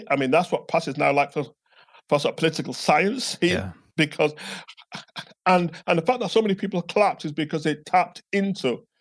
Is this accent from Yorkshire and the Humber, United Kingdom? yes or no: yes; York, Yorkshire and the Humber, United Kingdom; in the context of growing up in York, in Yorkshire, I never once said I was European.